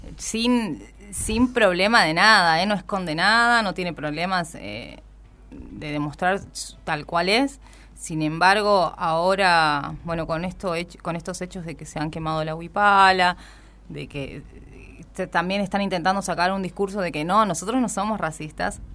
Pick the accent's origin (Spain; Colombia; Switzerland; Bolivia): Bolivia; now in Argentina; yo justamente soy boliviana